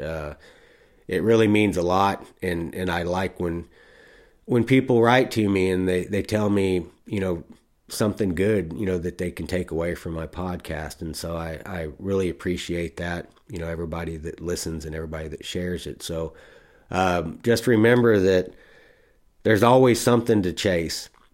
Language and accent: English; Texas, United States; I was from Texas